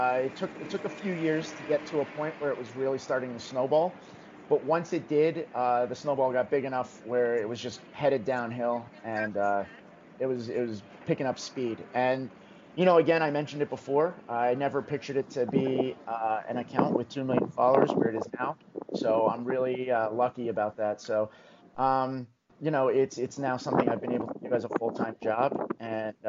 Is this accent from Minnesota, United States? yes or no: no; New Jersey, United States; I grew up in New Jersey, about 15 minutes west of the city